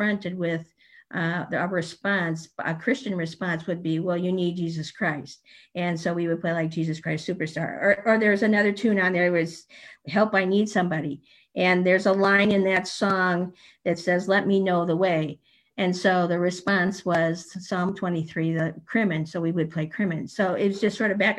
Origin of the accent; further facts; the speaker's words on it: St. Louis, Missouri, United States; We grew up in St. Louis at the same choir, played in the youth band together